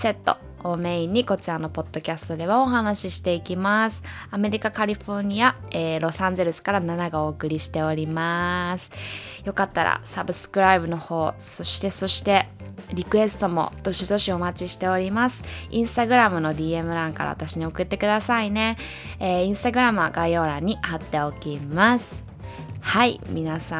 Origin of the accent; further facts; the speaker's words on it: Japan; now in United States; まあ私はアメリカ人でもないし、日本国籍なので、まあアメリカに住むとしたら、ビザっていうのを持つか、あとは永住権をゲットするっていう選択肢しかないんですよね。